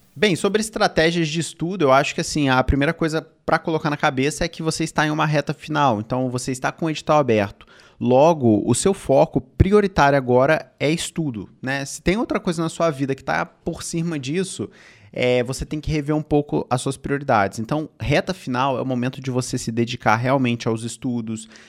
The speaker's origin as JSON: {"language": "Portuguese", "region": "Rio de Janeiro", "country": "Brazil", "said": "eu sou do Rio de Janeiro"}